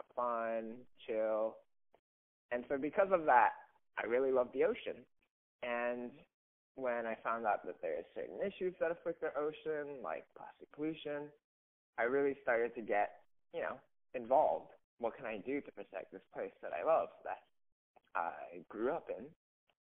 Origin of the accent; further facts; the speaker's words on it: Oahu, Hawaii, United States; I grew up on Oahu, beach boy pretty much all my life.